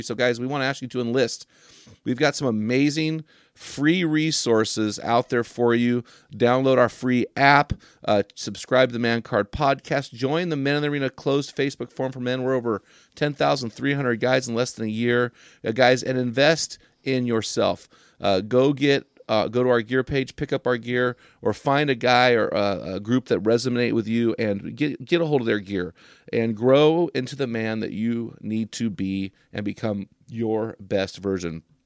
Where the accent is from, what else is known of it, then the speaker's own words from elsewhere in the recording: United States; I'm an American